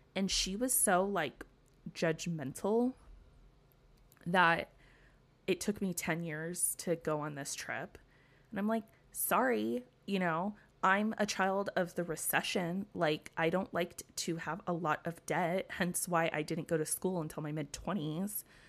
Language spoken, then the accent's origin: English; United States; as an American at the Arizona Memorial